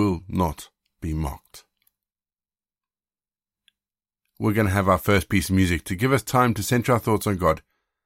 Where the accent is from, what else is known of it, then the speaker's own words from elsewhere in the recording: South Africa; also born or lived in Zimbabwe; I was born in Zimbabwe and that I was raised in South Africa